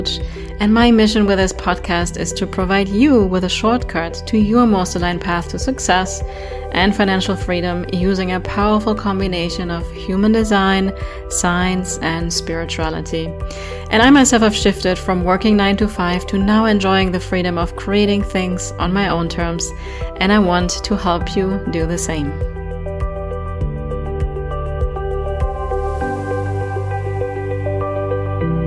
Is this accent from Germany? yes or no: yes; Germany; I'm from Germany. So we speak German